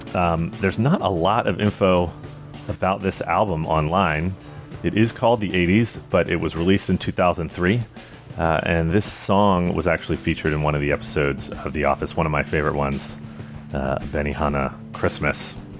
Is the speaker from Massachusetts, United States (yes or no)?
no; Richmond, Virginia, United States; now in San Francisco, United States; my hometown of Richmond, Virginia